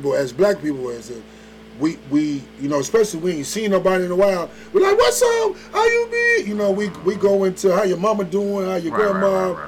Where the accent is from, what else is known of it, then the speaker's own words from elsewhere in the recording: Indianapolis, Indiana, United States; moved away as an adult; also born or lived in Flint, Michigan / Chicago; now in Atlanta, United States; So I was born in Chicago, Flint, Michigan, Bedrock, okay. But I was raised between Flint, Michigan, and in Indianapolis, Indiana.